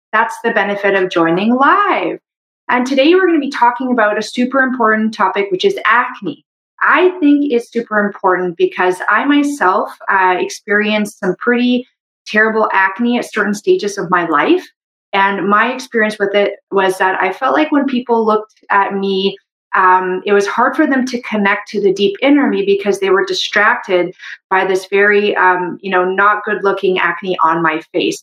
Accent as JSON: {"language": "English", "country": "Canada", "said": "I'm a Canadian medical doctor"}